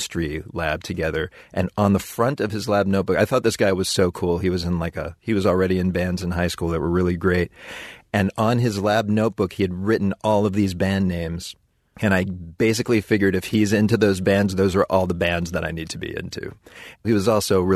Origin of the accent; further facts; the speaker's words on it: Pittsburgh, Pennsylvania, United States; my hometown of Pittsburgh